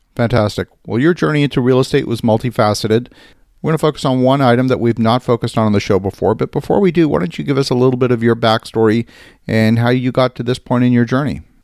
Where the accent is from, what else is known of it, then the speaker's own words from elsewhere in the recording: Halifax, Nova Scotia, Canada; I grew up in Halifax, Nova Scotia